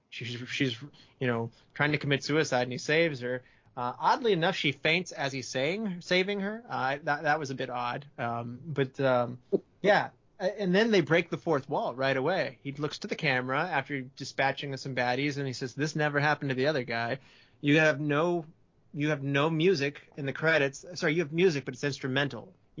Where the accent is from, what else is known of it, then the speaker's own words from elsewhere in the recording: United States; I'm an American